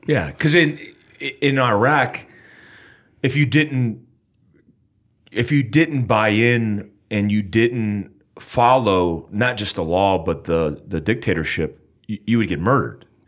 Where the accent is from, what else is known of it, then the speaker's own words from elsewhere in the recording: United States; I'm an American, I'm in America